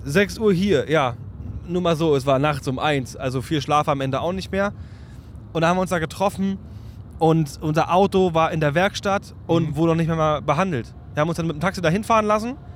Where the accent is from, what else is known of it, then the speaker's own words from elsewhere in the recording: Berlin, Germany; bei uns in Berlin